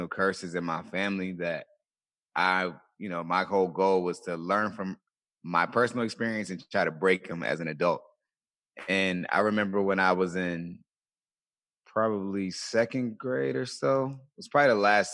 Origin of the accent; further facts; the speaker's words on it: Colonial Beach, Virginia, United States; I grew up in a small town in Virginia, a small town called Colonial Beach, Virginia